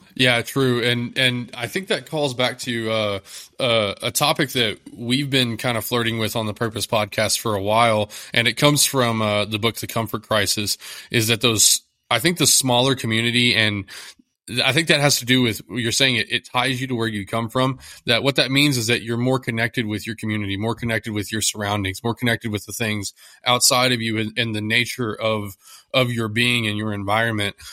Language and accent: English; Texas, United States; I'm from Texas